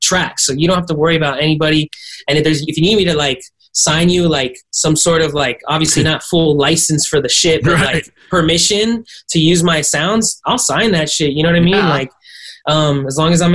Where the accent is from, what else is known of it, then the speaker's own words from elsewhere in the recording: Miami, Florida, United States; moved away; also born or lived in Arcadia, California; I was raised in Miami. Shout out to the fucking 305